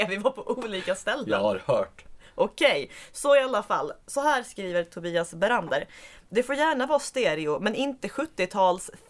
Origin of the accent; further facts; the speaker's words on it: Skåne, Sweden; accent: Skåne dialect; jag gjorde mig med flit och till min egen eh, nuvarande ånger av med en rejäl bit av min dialekt. Det är förstås trist för alla som går miste om att höra skånska